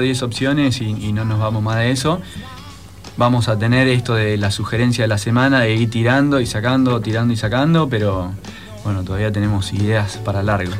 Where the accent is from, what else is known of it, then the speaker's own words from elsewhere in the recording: Buenos Aires, Argentina; accent: porteño; moved away; vengo yo de Buenos Aires, eh, los chicos a veces digo algunas cosas y me dicen, porteño